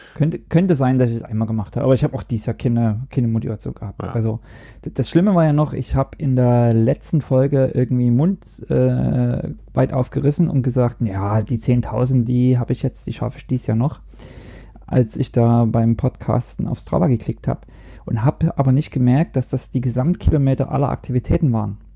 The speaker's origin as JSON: {"language": "German", "region": "East Germany", "country": "Germany", "moved": "as an adult", "lives_now": "Norway", "said": "Ich komme dann aus dem Osten"}